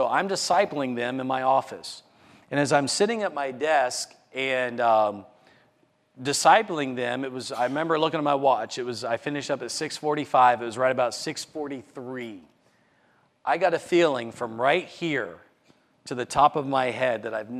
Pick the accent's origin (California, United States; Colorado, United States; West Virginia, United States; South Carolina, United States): West Virginia, United States; Morgantown; my hometown marathon